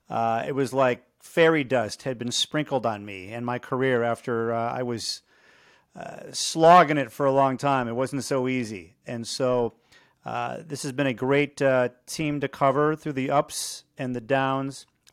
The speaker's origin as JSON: {"language": "English", "town": "Chicago", "region": "Illinois", "country": "United States", "tie": "born or raised there", "moved": "as an adult", "said": "I grew up in Chicago. I grew up a White Sox fan."}